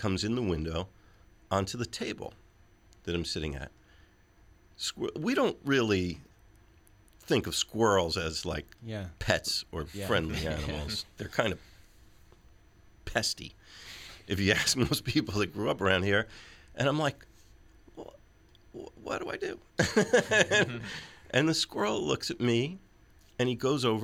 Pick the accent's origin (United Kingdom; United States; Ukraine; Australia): United States; New York; as a New Yorker